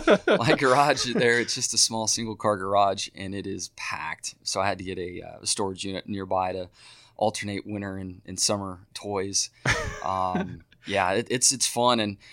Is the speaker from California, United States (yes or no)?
yes; San Diego, California, United States; growing up in San Diego, we were so close to some local mountains to ski.